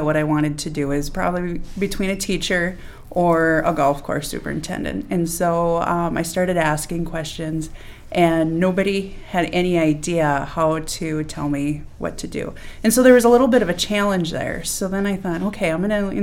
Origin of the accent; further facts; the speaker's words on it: Benson, Minnesota, United States; I'm from Benson, Minnesota